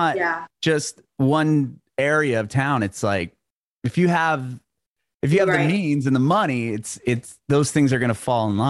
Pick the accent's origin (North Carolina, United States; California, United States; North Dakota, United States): California, United States; San Diego; I grew up in San Diego, like just south of LA.